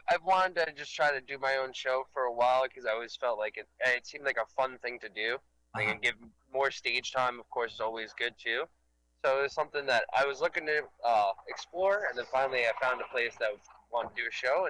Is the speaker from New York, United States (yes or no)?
yes; New York City, New York, United States; I grew up in Staten Island